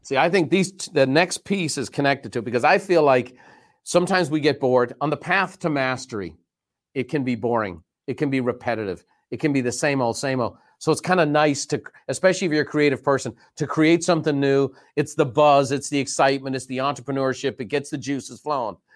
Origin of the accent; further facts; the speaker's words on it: Ireland; now in United States; I grew up very fortunate in Ireland